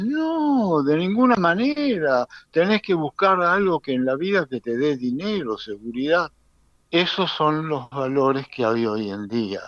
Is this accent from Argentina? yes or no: yes; Argentina; now in Israel; Yo soy argentino, muy argentino y orgulloso de eso